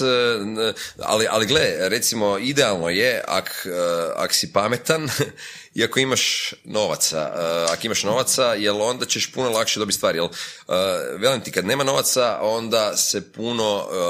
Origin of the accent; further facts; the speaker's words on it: Croatia; sam iz Hrvatske